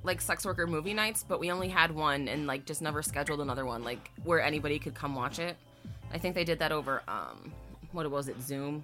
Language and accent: English; Chicago, Illinois, United States; I'm from Chicago